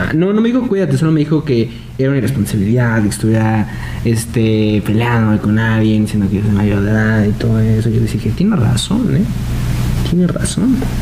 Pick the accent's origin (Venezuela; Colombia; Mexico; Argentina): Mexico